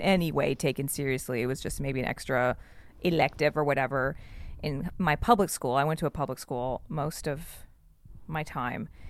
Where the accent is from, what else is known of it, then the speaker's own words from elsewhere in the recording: South Texas, United States; moved away as an adult; I am from super South Texas, and I say super because I'm like four hours from San, four hours south of San Antonio, and 15 minutes from the border of Mexico.